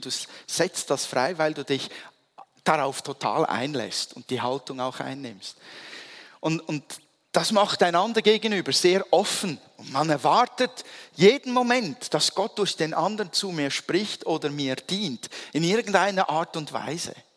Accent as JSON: {"language": "German", "country": "Switzerland", "said": "als Schweizer bist du es gewohnt"}